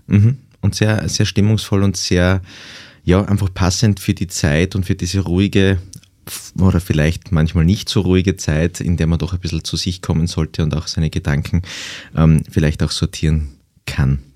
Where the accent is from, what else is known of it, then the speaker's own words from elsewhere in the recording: Graz, Styria, Austria; ich bin ja in der Stadt aufgewachsen, in Graz